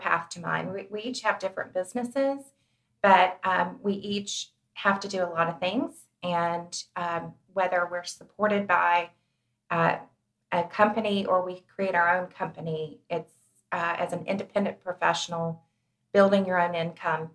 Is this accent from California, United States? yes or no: no; Chattanooga, Tennessee, United States; moved away as an adult; I grew up in Chattanooga, but I've been gone for many years. And I had recently moved back